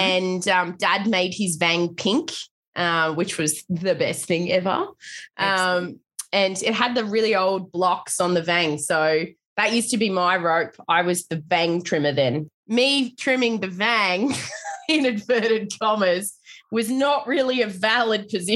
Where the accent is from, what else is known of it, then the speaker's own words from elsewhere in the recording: Milton, New South Wales, Australia; also born or lived in Sydney; So Milton is home for me